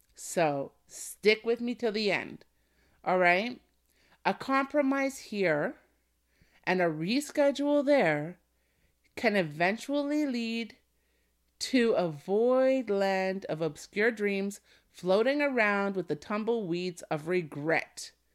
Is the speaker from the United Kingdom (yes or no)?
no; Canada; my home country is Canada